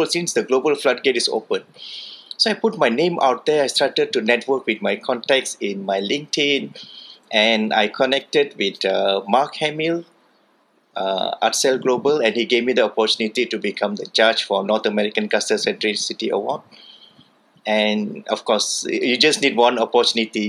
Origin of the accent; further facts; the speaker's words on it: Kuala Lumpur, Malaysia; I'm from Kuala Lumpur, Malaysia.